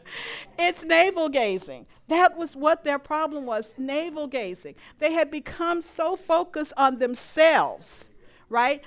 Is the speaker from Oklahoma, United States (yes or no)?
no; Louisiana, United States; moved away; I am from Louisiana.